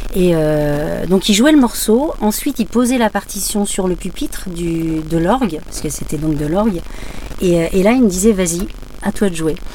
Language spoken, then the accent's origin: French; Barbâtre, Pays de la Loire, France; moved away; also born or lived in Lille; j'ai quitté effectivement Lille jusqu'en 99, mais j'ai grandi à Barbatre